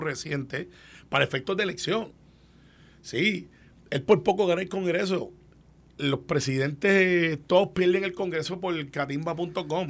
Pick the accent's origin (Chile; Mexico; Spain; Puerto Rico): Puerto Rico; como puertorriqueños